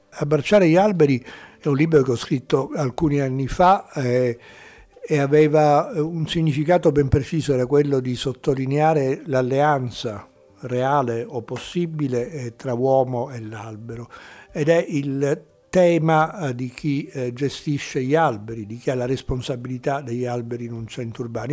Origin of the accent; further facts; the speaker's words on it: Sicily, Italy; Io poi da siciliano